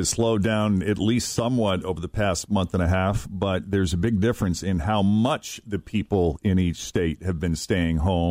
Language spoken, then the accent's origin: English; Massachusetts, United States; now in Kentucky, United States; my home state of Massachusetts